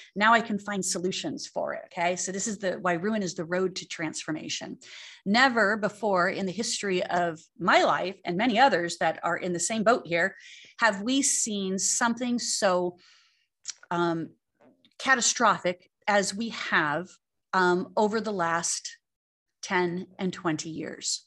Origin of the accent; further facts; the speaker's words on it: Arizona, United States; growing up in Arizona and having real estate